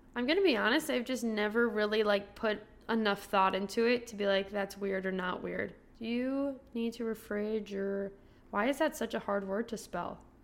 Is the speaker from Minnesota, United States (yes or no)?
yes; Minnesota, United States; as a Minnesotan